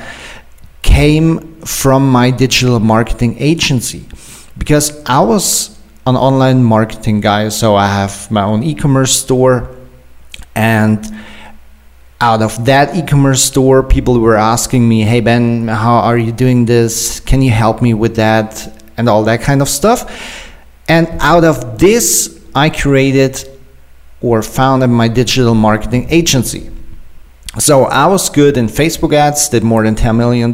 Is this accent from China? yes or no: no; Germany; I'm an entrepreneur from Germany